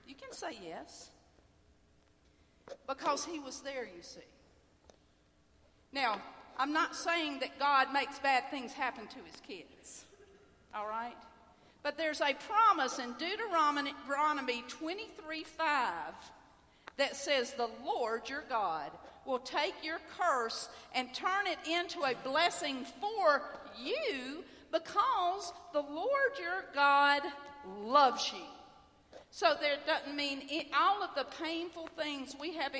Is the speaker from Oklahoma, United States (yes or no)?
no; Homewood, Alabama, United States; also born or lived in Birmingham, Alabama; I grew up in Birmingham, Alabama. I grew up in Homewood, Alabama